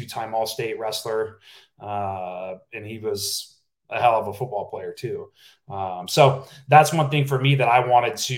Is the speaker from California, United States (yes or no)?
yes; Napa, California, United States; I'm from a small town, Napa, California. Not too many people from my hometown have gone on to play